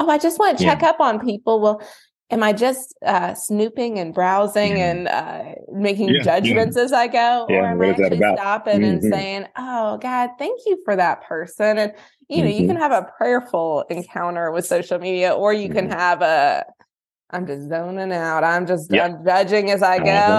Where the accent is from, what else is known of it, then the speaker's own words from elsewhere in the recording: the South, Southern United States, United States; I'm Southern